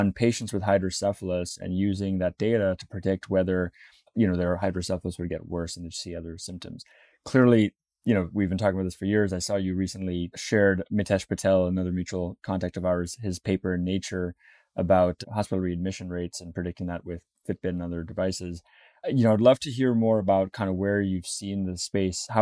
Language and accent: English; Namibia; I was born in Namibia.